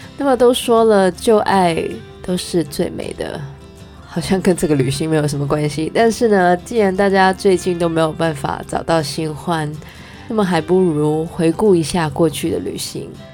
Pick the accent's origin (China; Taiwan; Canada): Canada; 虽然我是加拿大人，但是我还真的没有去过Montreal